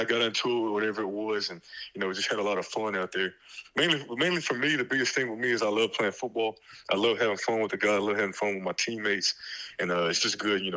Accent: Dallas, Texas, United States; moved away as an adult; also born or lived in Los Angeles, California; I'm from Dallas, Texas

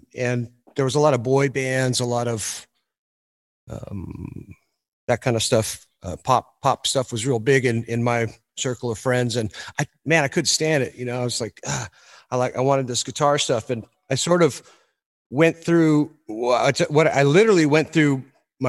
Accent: Cameron Park, California, United States; I'm from Cameron Park, which is a town outside of Placerville, which I think you guys know.

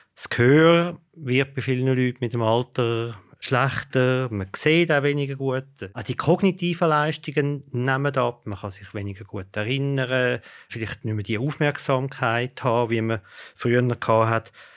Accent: Switzerland; bei uns in der Schweiz

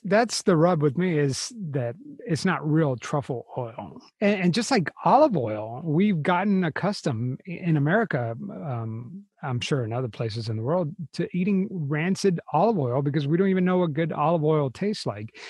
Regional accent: United States; we're American

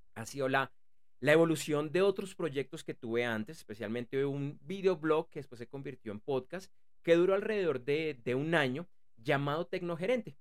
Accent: Bogotá, Bogotá Capital District, Colombia; yo soy de Bogotá, y para quienes no conocen eh, eh, eh, esta ciudad, la capital de Colombia

